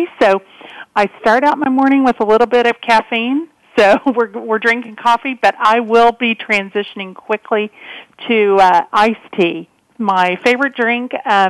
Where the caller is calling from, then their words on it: Dallas, Texas, United States; I'm calling from Dallas, Texas today